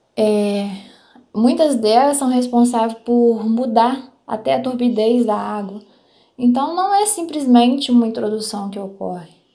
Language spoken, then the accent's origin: Portuguese; Palma, Minas Gerais, Brazil; Eu sou de Palma, em Minas Gerais